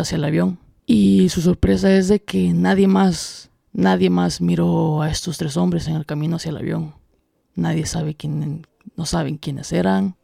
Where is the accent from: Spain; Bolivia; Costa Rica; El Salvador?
El Salvador; los tres somos salvadoreños